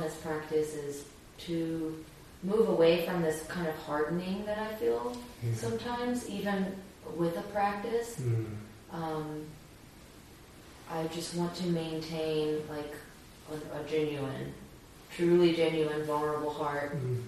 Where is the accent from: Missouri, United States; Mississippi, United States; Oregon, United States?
Mississippi, United States; I'm from Mississippi.